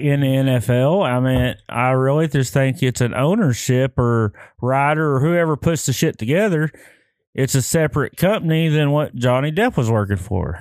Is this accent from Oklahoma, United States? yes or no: yes; Lone Grove, Oklahoma, United States; I grew up in Lone Grove, so we went to Ardmore